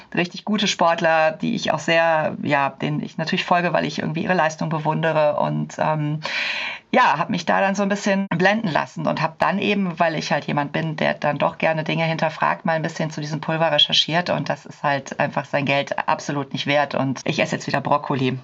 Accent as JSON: {"language": "German", "town": "Cologne", "region": "North Rhine-Westphalia", "country": "Germany", "said": "ich komme aus Köln."}